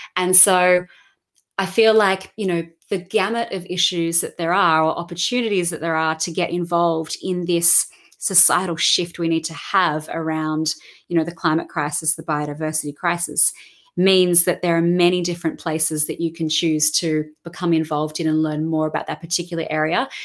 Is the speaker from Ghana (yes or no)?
no; Australia; growing up in Australia and, you know, so much nature around and the beach